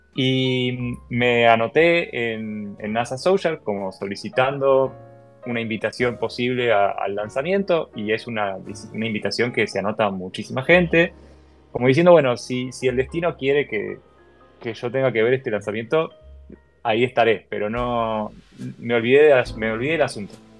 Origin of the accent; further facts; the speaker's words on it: Argentina; yo avisé que no era de Estados Unidos por si no se nota mi acento, soy argentino